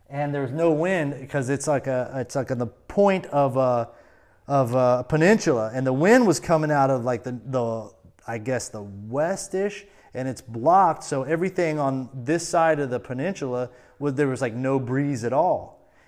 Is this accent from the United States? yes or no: yes; Florida, United States; I, I grew up on the St. Johns River, like about an hour from the coast.